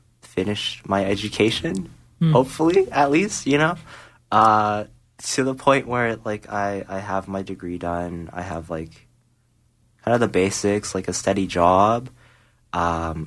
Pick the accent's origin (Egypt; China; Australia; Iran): China; Shanghai; now in Canada; back to my hometown, like China, like Shanghai